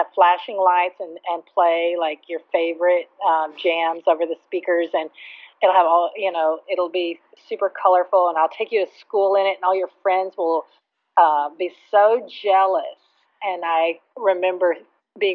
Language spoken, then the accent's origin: English; Texas, United States; I grew up in Dallas-Fort Worth area, and we moved around a lot